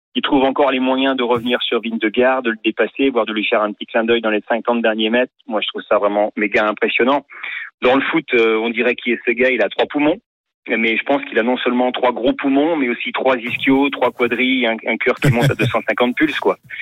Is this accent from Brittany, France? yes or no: yes; Brittany, France; en tant que Breton